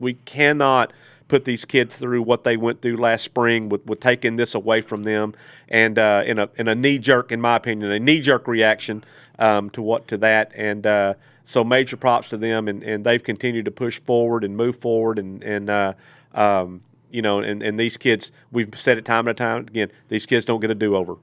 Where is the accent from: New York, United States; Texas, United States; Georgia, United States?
Texas, United States; moved away; also born or lived in Greenwood, Arkansas; I'm originally from Texas